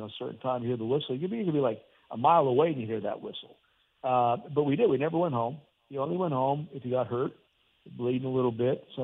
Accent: Hazleton, Pennsylvania, United States; born or raised there; moved away

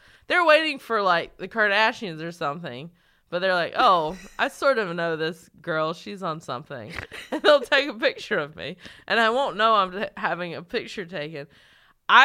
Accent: North Carolina, United States; Like, North Carolina.

